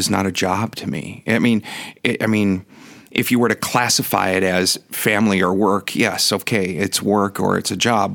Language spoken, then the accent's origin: English; Milwaukee, Wisconsin, United States; moved away as an adult; also born or lived in San Diego; When I left Milwaukee, which is my hometown, I went to San Diego